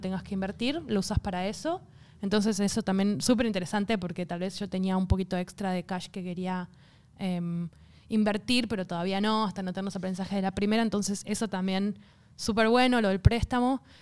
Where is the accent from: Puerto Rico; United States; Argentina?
Argentina; now in Australia